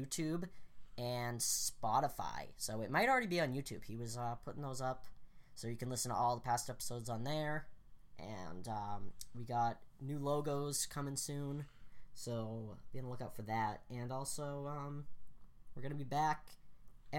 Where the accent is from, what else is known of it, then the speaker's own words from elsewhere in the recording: Massachusetts, United States; we're from Massachusetts.